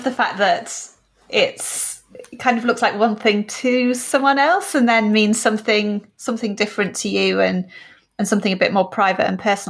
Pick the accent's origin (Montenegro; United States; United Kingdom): United Kingdom; We'll make do. We're British.